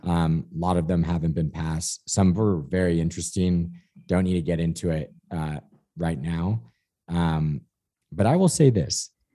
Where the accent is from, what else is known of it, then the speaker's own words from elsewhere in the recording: California, United States; me as the Californian